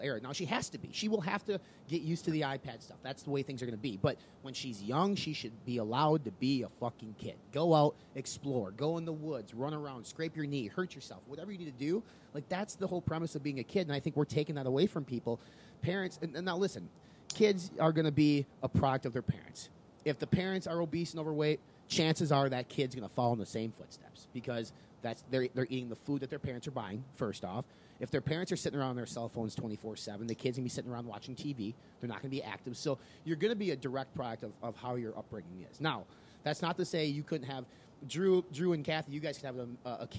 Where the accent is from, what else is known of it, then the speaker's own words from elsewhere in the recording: Midwest, United States; we're from the Midwest, so you kind of had to get your ass out on the farm and do things